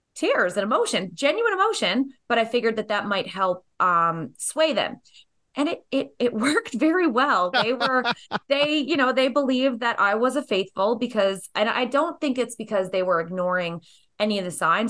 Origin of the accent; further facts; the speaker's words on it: Canada; growing up in Canada